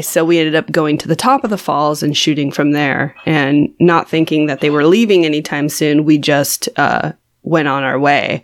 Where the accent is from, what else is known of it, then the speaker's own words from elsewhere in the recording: California, United States; I am from California